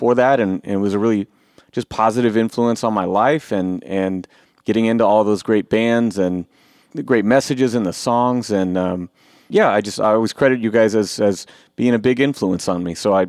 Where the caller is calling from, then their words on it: Eugene, Oregon, United States; Eugene, Oregon.